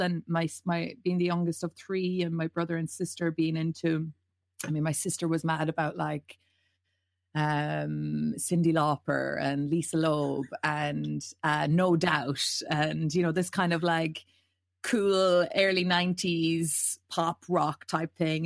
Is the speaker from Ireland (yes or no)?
yes; County Mayo, Connacht, Ireland; we're all proud people from Mayo